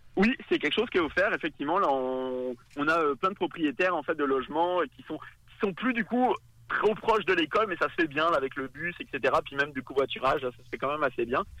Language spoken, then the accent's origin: French; France; accent: French; moved away as an adult; now in Quebec City, Canada; On l'entend à mon accent, évidemment. Moi, je, je, viens de France, je suis français